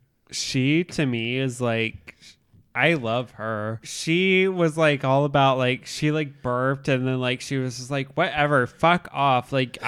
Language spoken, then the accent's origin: English; Indianapolis, Indiana, United States; I'm from Chicago. Not really though. I'm from Indy.